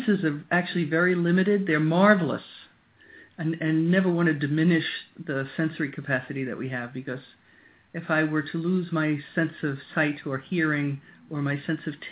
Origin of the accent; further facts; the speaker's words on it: Long Island, New York, United States; moved away as an adult; also born or lived in Yarmouth, Maine; now in Maine, United States; I grew up on Long Island in New York